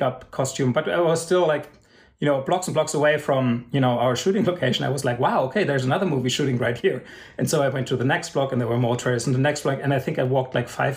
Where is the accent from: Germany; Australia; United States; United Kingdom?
Germany; even growing up in Germany